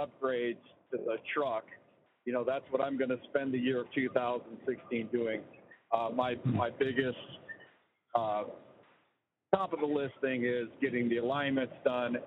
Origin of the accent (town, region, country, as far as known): Tennessee, United States